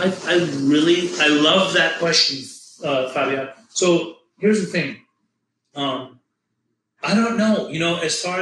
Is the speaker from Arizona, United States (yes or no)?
no; Orange County, Southern California, United States; growing up in Orange County in Southern California, Los Angeles